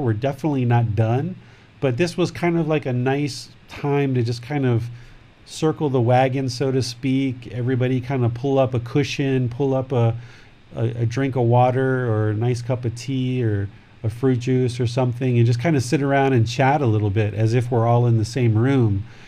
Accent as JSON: {"language": "English", "region": "Maryland", "country": "United States", "tie": "born or raised there", "moved": "yes", "lives_now": "Thailand", "said": "I grew up right there"}